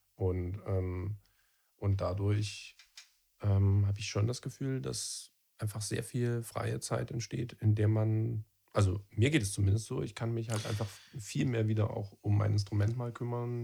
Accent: Freital, Saxony, Germany; also born or lived in Dresden; ich bin zwar in Dresden geboren, aber in Freital aufgewachsen

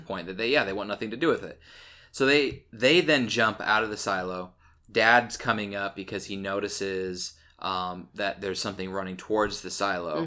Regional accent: Illinois, United States; I grew up in Illinois, and, like, I had family who, who grew corn

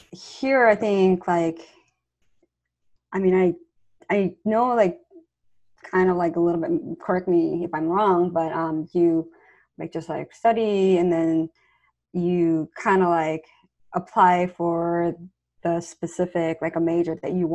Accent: South Korea; English is a second language; moved away as an adult; So I'm not from here. I'm actually from South Korea.

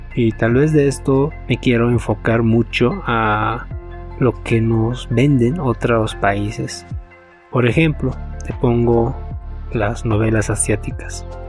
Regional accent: Bolivia; acá en mi nacionalidad, en mi país, mi amada Bolivia

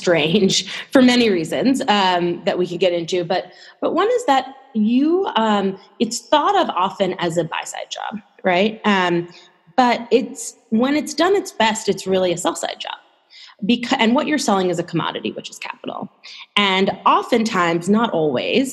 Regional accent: New York City, New York, United States; I grew up in New York City originally

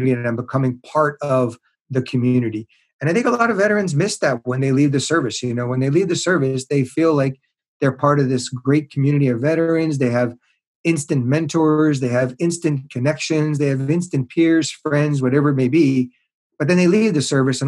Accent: Montreal, Quebec, Canada; now in Seattle, United States; I was raised in Montreal in Canada.

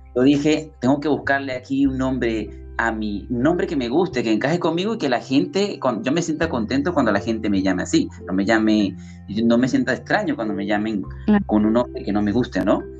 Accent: Venezuela; moved away as an adult; now in Lima, Peru; yo soy venezolano. Actualmente, bueno, estoy residenciado en Lima, Perú, ya hace tres años ya

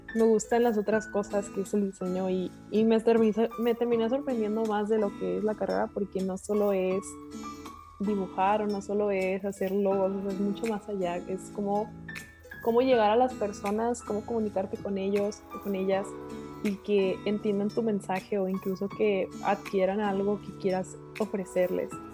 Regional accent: Monterrey, Nuevo León, Mexico; soy de Monterrey, Nuevo León, México

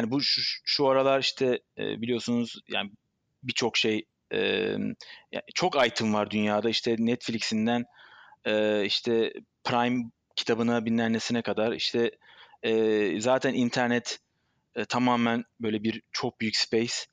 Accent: Istanbul, Turkey; born there; Ben 43 yaşında İstanbul doğumlu.

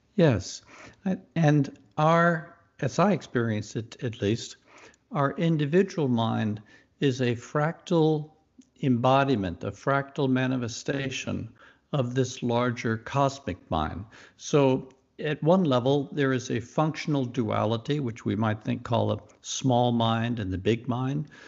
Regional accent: Mississippi, United States; moved away; also born or lived in Youngstown, Ohio; I was raised in the Deep South and grew up in Mississippi

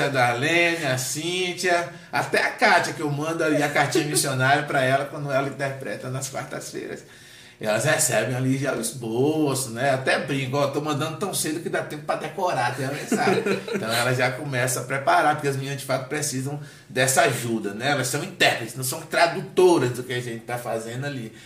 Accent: Salvador, Bahia, Brazil; moved away as an adult; also born or lived in Alagoinhas, Bahia, Brazil; now in Brasília, Brazil; Salvador, né, onde eu cresci

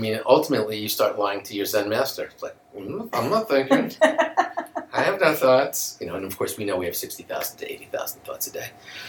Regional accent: New York, United States; there was a school strike growing up in New York. And so my parents sent me to Kfar Silva in Ashkelon.

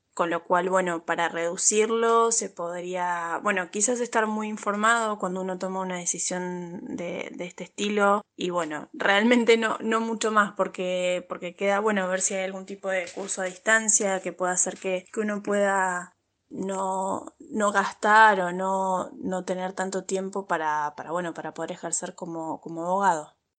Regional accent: Argentina; accent: Argentine; moved away as an adult; now in Madrid, Spain; mi acento no es español, que es argentino

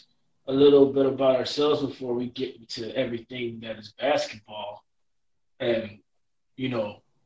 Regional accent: Compton, California, United States; we're both from Compton, you know, the hub city.

